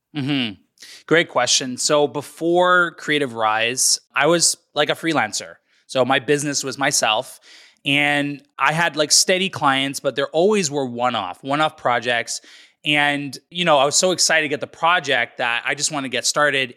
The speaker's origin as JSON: {"language": "English", "town": "North Vancouver", "region": "British Columbia", "country": "Canada", "tie": "born or raised there", "said": "born and raised in British Columbia, Canada, in North Vancouver"}